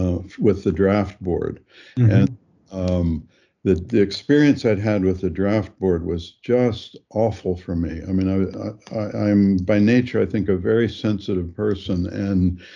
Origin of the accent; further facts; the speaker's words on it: Granville, Ohio, United States; also born or lived in Topeka, Kansas; I was growing up in Granville